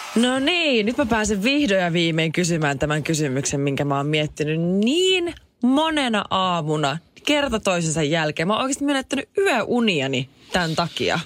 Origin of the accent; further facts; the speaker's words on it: Jyväskylä, Central Finland, Finland; mun rakas kotikyläni, Jyväskylä